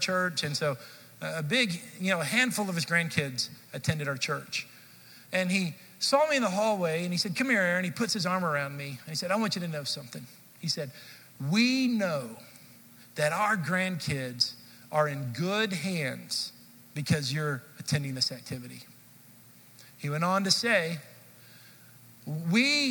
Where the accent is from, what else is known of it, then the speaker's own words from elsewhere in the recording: Dallas, Texas, United States; also born or lived in Kansas City; I grew up in the Dallas area, and I went to college in Kansas City.